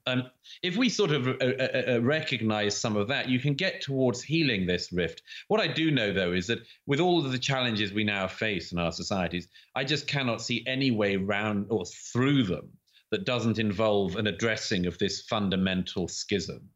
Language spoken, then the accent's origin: English; United Kingdom